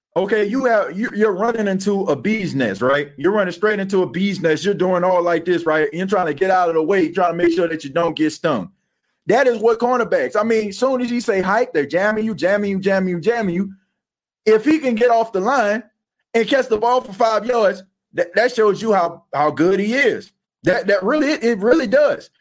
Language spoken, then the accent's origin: English; Louisiana, United States; now in Atlanta, United States; I'm from Louisiana and I live in Atlanta